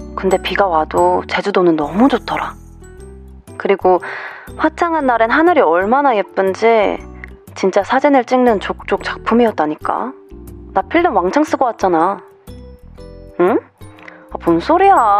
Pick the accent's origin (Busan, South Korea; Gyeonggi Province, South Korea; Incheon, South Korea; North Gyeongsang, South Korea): Busan, South Korea; moved away; 저의 고향인 부산도 추천해드립니다.